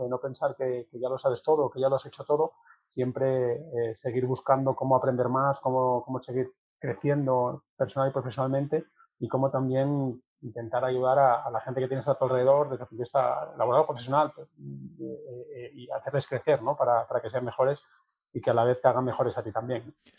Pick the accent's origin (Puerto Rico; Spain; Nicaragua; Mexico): Spain; Sotrondio, Asturias; moved away as an adult; ser mi tierra, de además el arraigo que los asturianos tenemos por nuestra tierra